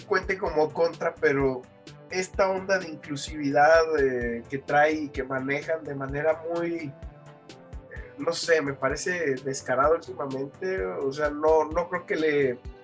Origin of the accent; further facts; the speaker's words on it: Mexico; nosotros como mexicanos